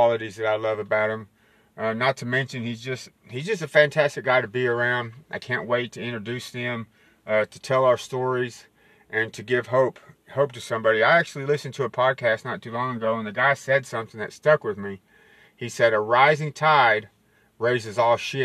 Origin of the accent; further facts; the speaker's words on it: West Texas, United States; I'm from West Texas